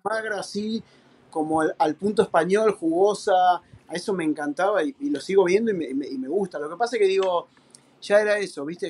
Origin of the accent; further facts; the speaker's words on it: Argentina; moved away as an adult; also born or lived in Spain; now in United States; soy, soy argentino